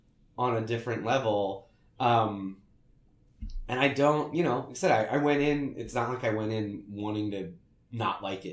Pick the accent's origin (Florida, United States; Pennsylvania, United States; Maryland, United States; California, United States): Pennsylvania, United States; Philadelphia; I'm an Italian Catholic, but it's very similar. I'm from Philadelphia.